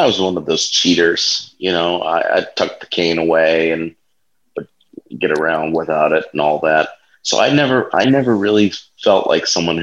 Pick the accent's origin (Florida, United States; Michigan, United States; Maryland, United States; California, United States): Florida, United States; Fort Lauderdale; moved away as an adult; also born or lived in DeLand, Florida; now in Washington, D.C., United States; I grew up in Fort Lauderdale, was there for the first 18 years of my life